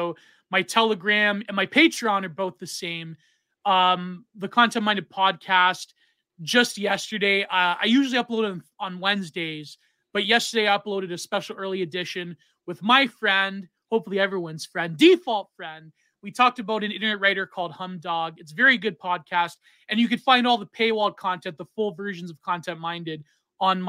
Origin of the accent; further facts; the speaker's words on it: Canada; in Canada, we have the Hicklib par excellence.